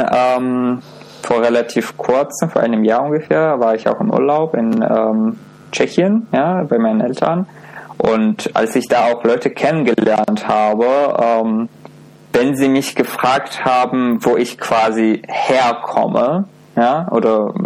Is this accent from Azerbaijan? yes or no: yes; Baku, Azerbaijan; German is a second language; now in Cologne, Germany; Aber meine Herkunft ist aus Aserbaidschan, ja, aus einer relativ kleinen Stadt mhm. in Baku.